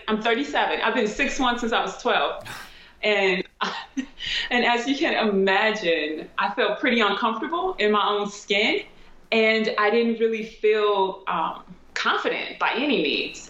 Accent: St. Louis, Missouri, United States; also born or lived in Germany; I'm from St. Louis

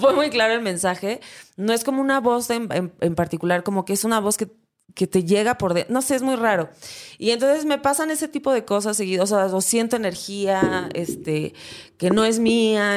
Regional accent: Acapulco, Guerrero, Mexico; yo soy de Acapulco, Guerrero

